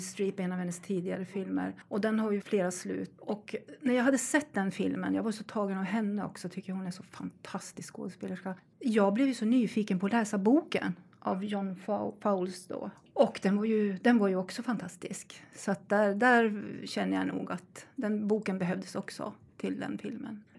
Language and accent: Swedish; Sweden; Vi svenskar